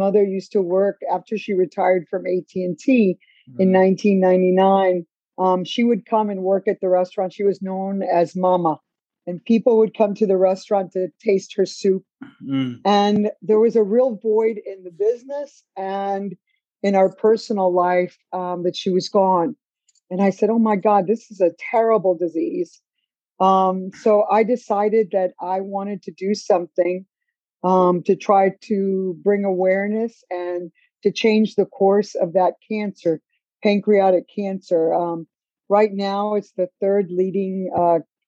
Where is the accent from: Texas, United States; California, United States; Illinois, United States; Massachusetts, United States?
Illinois, United States; Chicago; moved away as an adult; also born or lived in Cuba; now in Atlanta, United States; I grew up in Chicago, Illinois, in a Polish and Italian neighborhood